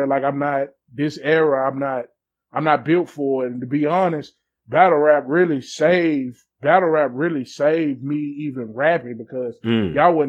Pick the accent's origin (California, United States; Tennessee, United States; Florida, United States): Tennessee, United States; the South; I'm from the South